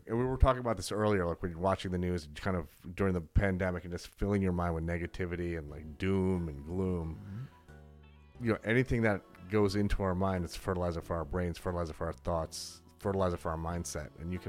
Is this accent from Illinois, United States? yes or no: no; New York City, New York, United States; I'm a kid from the Bronx.